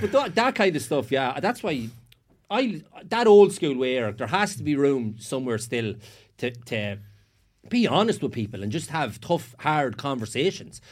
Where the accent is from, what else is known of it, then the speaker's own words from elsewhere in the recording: Sligo, Connacht, Ireland; I was from Sligo